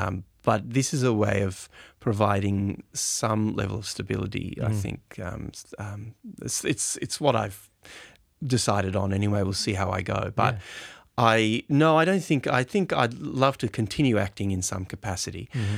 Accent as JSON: {"language": "English", "town": "Hobart", "region": "Tasmania", "country": "Australia", "tie": "born or raised there", "also_born_or_lived": "Brisbane", "said": "I think my earliest memory would probably have to be in high school in Brisbane. I grew up in Hobart, actually."}